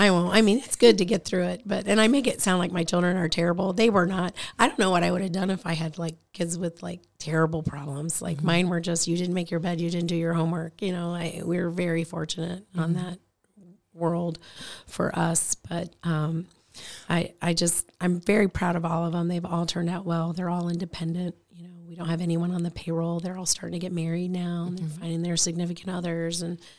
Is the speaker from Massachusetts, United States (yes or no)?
no; Florida, United States; And so when we settled in Florida, that's kind of where we went to school, graduated high school, went to college.